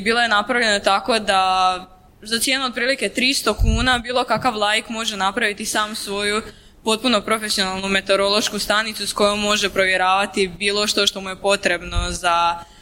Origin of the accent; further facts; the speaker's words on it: Vinkovci, Vukovar-Syrmia County, Croatia; kod nas u Vinkovcima, pošto sam ja originalno išla u Vinkovcu u srednju školu